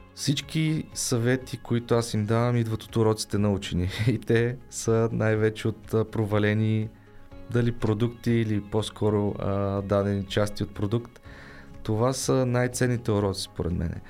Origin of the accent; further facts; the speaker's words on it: Bulgaria; аз не съм българин